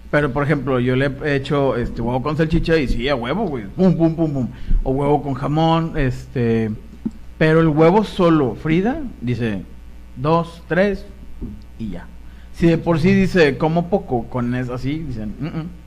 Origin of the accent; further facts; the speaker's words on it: Monterrey, Nuevo León, Mexico; Sí, güey, soy de Monterrey.